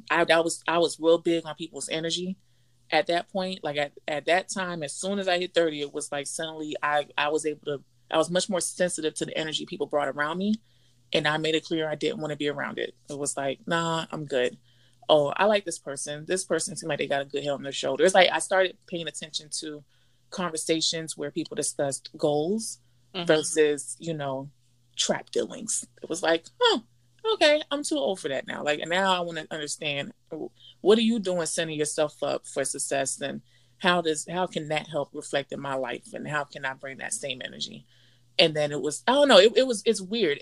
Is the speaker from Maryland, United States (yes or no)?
no; Miami, Florida, United States; moved away; being born and raised in Miami